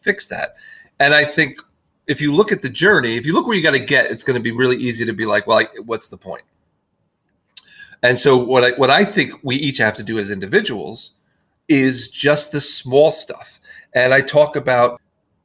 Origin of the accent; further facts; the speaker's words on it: New Jersey, United States; my hometown in New Jersey